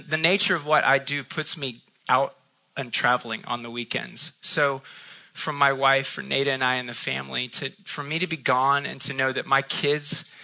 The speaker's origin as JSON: {"language": "English", "region": "Midwest", "country": "United States", "tie": "born or raised there", "moved": "yes", "lives_now": "Charlotte, United States", "said": "I grew up in the Midwest, but I've been down south since 1990"}